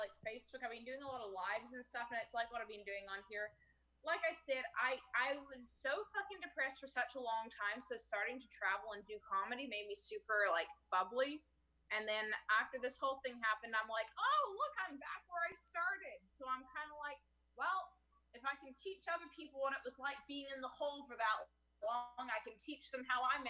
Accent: Surrey, British Columbia, Canada; Yeah, I'm from Surrey, outside Vancouver.

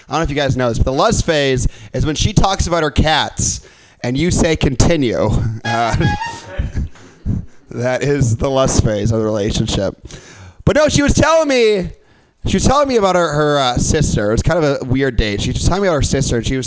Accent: Midwest, United States; moved away; I'm from the Midwest.

